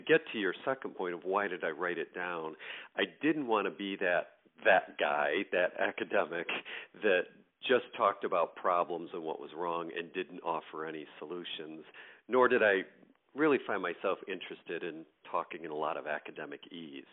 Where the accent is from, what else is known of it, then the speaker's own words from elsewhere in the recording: greater New York area, United States; moved away as an adult; now in Michigan, United States; I'm originally from the East Coast, um, New York, greater New York area, and currently live in the state of Michigan